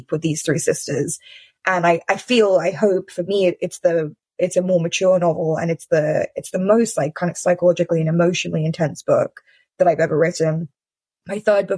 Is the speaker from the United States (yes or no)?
no; London, United Kingdom; moved away; it was my hometown, you know, London was where I grew up